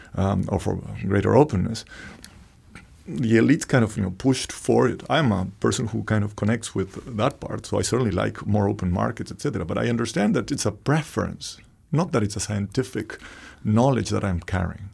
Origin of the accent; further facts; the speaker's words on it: Argentina; moved away; I, I was born in Argentina